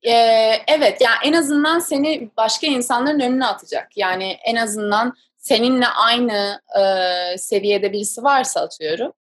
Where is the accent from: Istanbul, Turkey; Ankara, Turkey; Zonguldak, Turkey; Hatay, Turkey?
Istanbul, Turkey; moved away as an adult; also born or lived in San Diego, United States; now in New York, United States; ben doğma büyüme İstanbulluyum